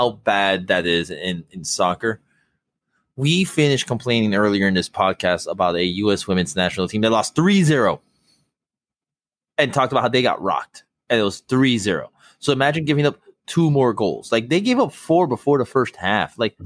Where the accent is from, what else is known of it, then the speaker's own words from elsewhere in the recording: Miami, Florida, United States; Miami's still my hometown